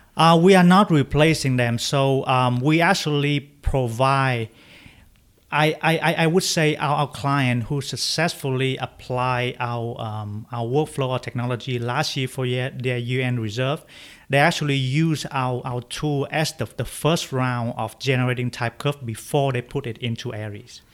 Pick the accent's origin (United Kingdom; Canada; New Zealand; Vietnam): Vietnam; moved away as an adult; now in United States; I grew up in Vietnam